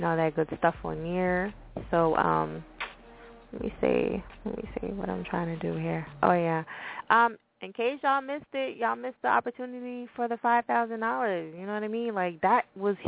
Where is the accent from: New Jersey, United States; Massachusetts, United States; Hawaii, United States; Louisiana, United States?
New Jersey, United States; I'm from Jersey, so I speak really crazy.